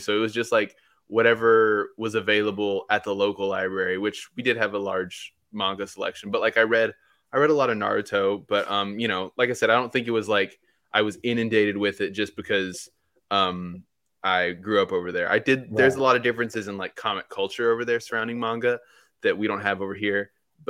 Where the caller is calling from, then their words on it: Ada, Oklahoma, United States; Oklahoma. Little town called Ada. But that's where I'm at now.